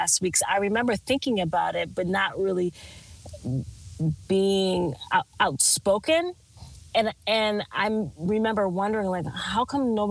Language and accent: English; Minnesota, United States; also born or lived in California; now in Texas, United States; I'm from Minnesota